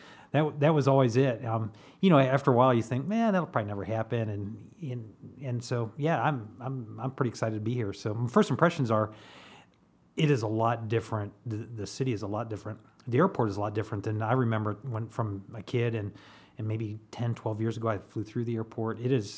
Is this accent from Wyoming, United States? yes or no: no; Ohio, United States; now in Louisville, United States; I'm from Ohio. My mom's from Kentucky, and we used to come down through here